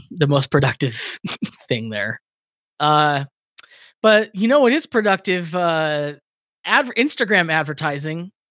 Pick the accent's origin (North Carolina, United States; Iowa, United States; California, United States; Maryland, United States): California, United States; Victorville; my hometown